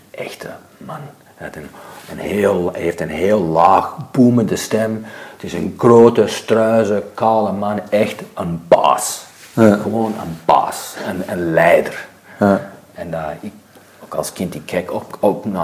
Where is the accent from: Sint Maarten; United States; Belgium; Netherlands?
United States; California; Ik ben nu ook opgegroeid in Zuid-Californië en daar, eh, Amerikaanse cultuur is anders dan Belgische cultuur.